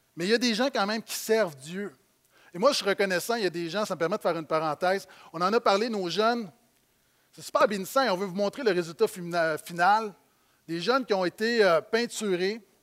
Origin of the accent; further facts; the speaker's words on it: Quebec, Canada; en tant que Québécois de banlieue